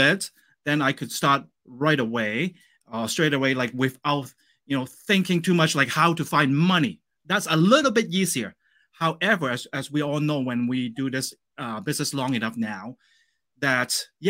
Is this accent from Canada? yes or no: yes; Canada; And as a Canadian, we actually have banks locally in Canada that they lend us money to buy properties in the States as well.